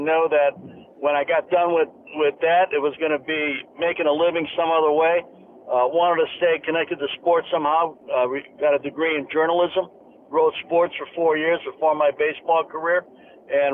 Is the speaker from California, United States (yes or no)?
no; Chicago, Illinois, United States; moved away as an adult; also born or lived in San Francisco; Growing up in Chicago